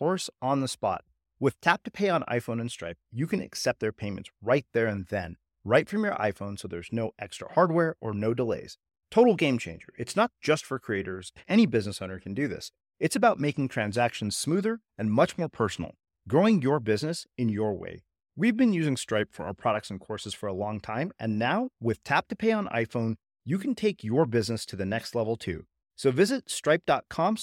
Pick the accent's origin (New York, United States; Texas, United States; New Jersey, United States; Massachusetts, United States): Texas, United States; I grew up in Texas and did junior high school football